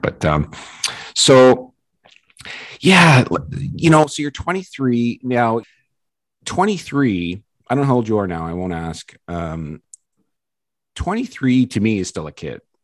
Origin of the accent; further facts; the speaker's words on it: Ontario, Canada; I live in a small hometown out a couple hours outside of Toronto